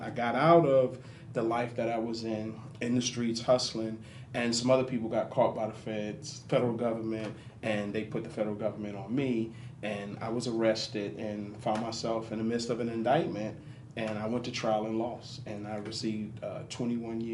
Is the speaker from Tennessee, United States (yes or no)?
no; Inglewood, California, United States; also born or lived in Harlem, New York / Binghamton, New York; I at the age of 8 years old, my mother moved me out here to Inglewood, California. And I grew up in L.A. I grew up in Inglewood, Hawthorne